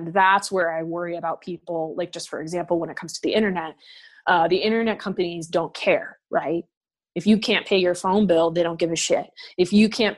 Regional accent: United States; I as an American

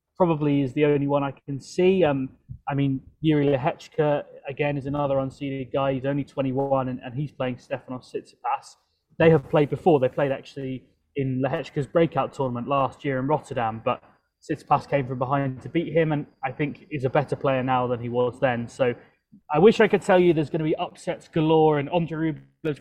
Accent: London, United Kingdom; moved away; back in my hometown of London

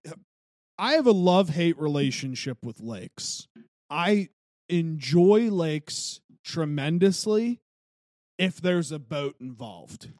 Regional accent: Wheeling, West Virginia, United States; growing up in Wheeling

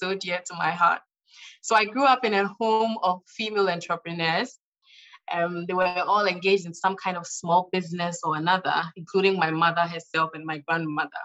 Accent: Ghana; my home country, Ghana

